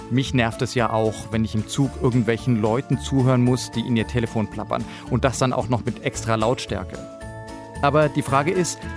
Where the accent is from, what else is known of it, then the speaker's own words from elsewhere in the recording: Hamburg, Germany; Na klar, ich komme aus Hamburg ursprünglich, da muss ich täglich U-Bahn fahren.